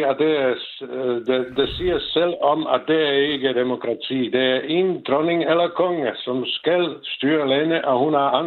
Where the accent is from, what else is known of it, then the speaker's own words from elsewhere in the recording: Moravia, Czechia; Danish is a second language; moved away as an adult; now in Denmark; jeg er født og opvokset i Tjekoslovakiet, så er jeg tjekoslovak, men jeg er født i den tjekkiske del af landet.